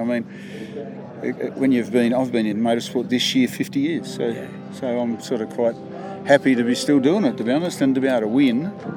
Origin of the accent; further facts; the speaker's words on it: Tasmania, Australia; moved away; it's my home state